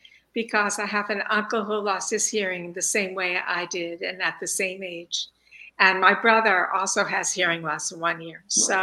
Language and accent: English; Long Island, New York, United States; I grew up in New York on Long Island and enjoyed easy access to Jones Beach